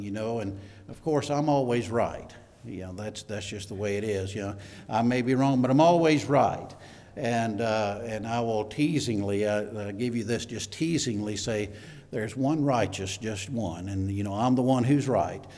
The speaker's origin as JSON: {"language": "English", "region": "Mississippi", "country": "United States", "also_born_or_lived": "New Mexico / San Antonio, Texas", "moved": "yes", "said": "we were from Mississippi, by the way, so I'm, I'm originally from Mississippi"}